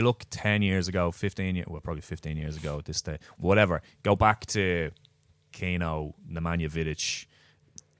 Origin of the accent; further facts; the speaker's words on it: Ireland; As Irish men